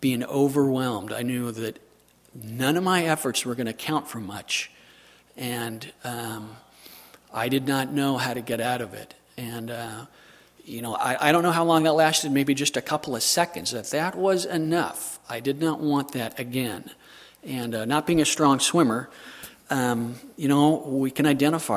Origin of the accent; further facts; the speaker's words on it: Southern California, United States; I'm from Southern California